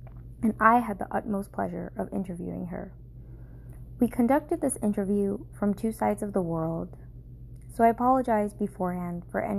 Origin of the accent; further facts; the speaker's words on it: Durham, North Carolina, United States; Durham, North Carolina. That's right. A Duke baby. I could definitely talk about how being brown in America has been a beautiful yet confusing journey